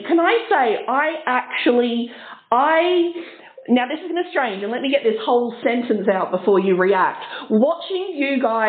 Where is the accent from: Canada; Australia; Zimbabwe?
Australia; yes, I'm Australian